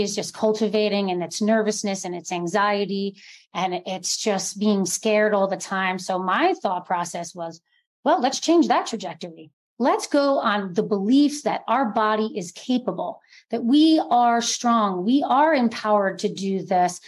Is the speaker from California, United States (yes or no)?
no; New Jersey, United States; moved away; also born or lived in New York City; I grew up in New Jersey, schooled in New York City, you know, lived there for over 12 years.